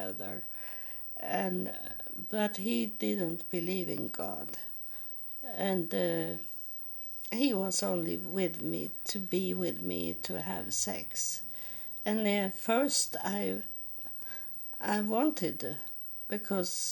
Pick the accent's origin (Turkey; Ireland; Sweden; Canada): Sweden; accent: Swedish; first language Swedish; English is a second language; English is not my first language. I speak Swedish.